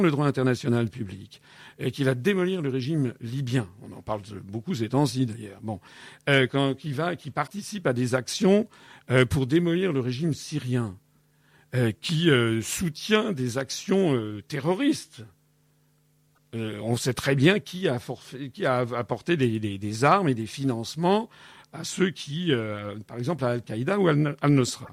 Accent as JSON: {"language": "French", "country": "France", "tie": "born or raised there", "said": "je suis né en France, donc je suis issu du continent européen"}